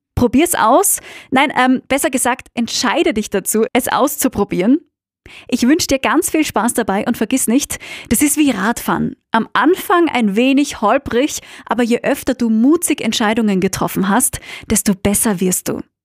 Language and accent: German; Austria; moved away; meine Heimat Österreich